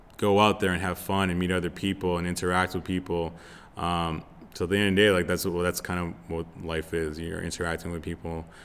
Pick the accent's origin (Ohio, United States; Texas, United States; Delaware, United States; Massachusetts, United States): Massachusetts, United States; Lowell; moved away as an adult; also born or lived in Florida; now in Los Angeles, United States; I'm originally from Massachusetts, uh, born and raised in Lowell